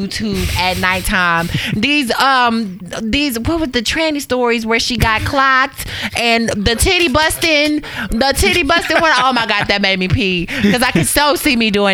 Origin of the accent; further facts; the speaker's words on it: Waco, Texas, United States; moved away; I'm from Waco, Texas, originally